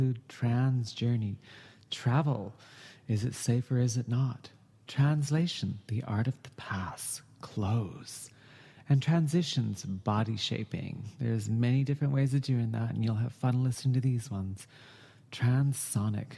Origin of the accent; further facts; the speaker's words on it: Canada